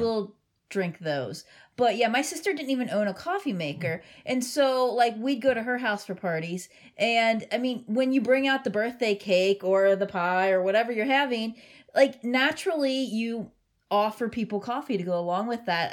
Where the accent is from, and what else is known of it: Cincinnati, Ohio, United States; born or raised there